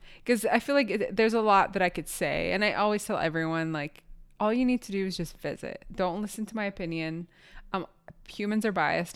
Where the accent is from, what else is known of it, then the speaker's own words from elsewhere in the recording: Palestine; I, as a Palestinian person